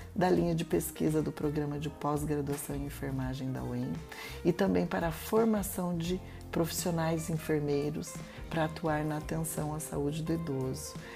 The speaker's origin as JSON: {"language": "Portuguese", "town": "Maringá", "region": "Paraná", "country": "Brazil", "tie": "born or raised there", "said": "nasci em Maringá, fiz um curso de graduação em enfermagem aqui na Universidade Estadual de Maringá"}